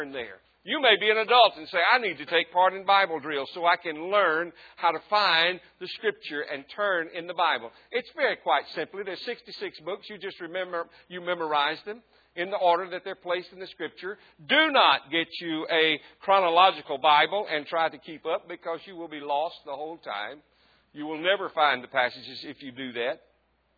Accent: Southwest Mississippi, United States; I grew up in Southwest Mississippi

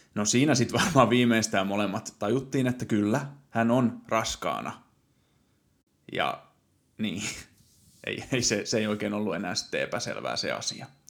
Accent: Satakunta, Finland; also born or lived in Helsinki metropolitan area; now in Nokia, Finland; Olen syntynyt Satakunnassa ja sitten muuttanut pääkaupunkiseudulle ja nykyisin asustelen

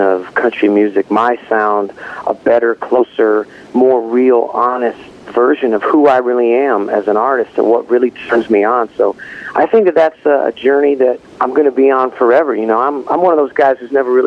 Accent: Battle Creek, Michigan, United States; when I was just a young little puppy dog growing up in Battle Creek, Michigan

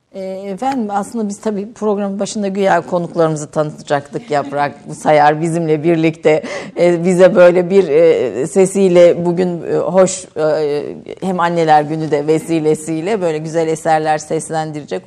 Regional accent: Kayseri Province, Turkey; Bir defa ikimiz de Kayseriliyiz

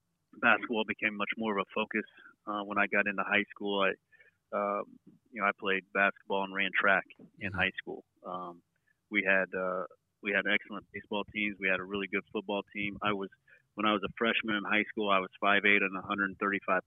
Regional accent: Jasper, Indiana, United States; now in Muncie, United States; I moved to Jasper, Indiana, which is what I call home. Heading into second grade

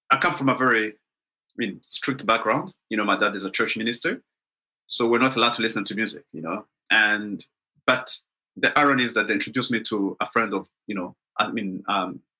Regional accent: Kenya; also born or lived in Rwanda; I was born in Rwanda, which is a small country in Central Africa. But when I was eight, I mean, I was born in 1979, and when I was eight, we moved to Kenya.

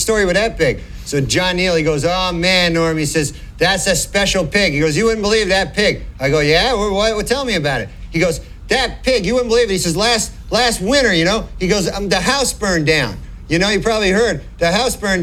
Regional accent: Monkland, Ontario, Canada; moved away; I'm from a little town. It's called Monkland

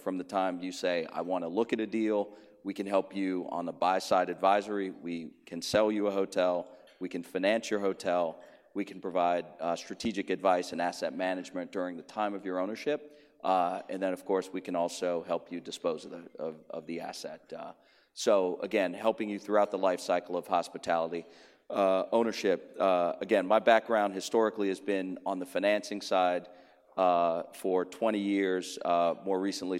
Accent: New Orleans, Louisiana, United States; now in New York, United States; I live in New York, but I'm from New Orleans.

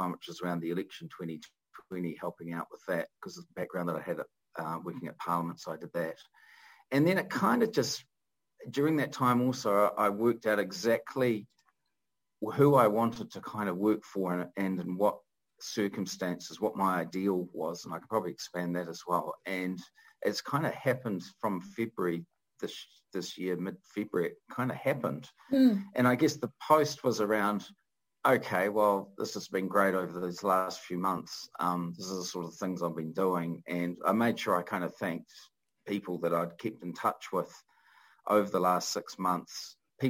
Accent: Christchurch, Canterbury, New Zealand; also born or lived in Wellington; we moved back down from Wellington to Christchurch, where I grew up

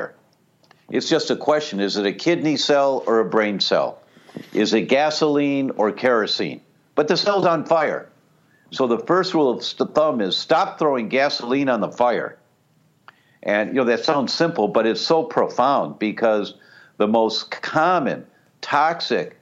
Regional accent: Detroit, Michigan, United States; I grew up in Detroit

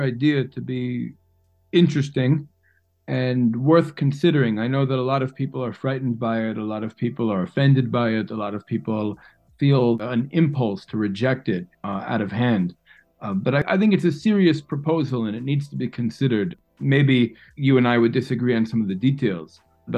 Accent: New York City, New York, United States; moved away; I was actually born and raised in Manhattan

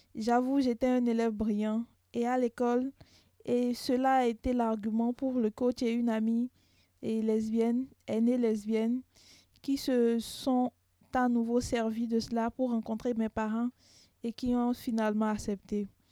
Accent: Benin; je viens du Bénin

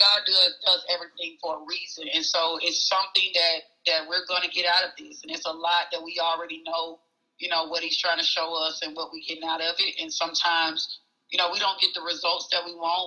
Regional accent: Oxford, Mississippi, United States; I'm from Oxford, Mississippi, and I was born and raised there

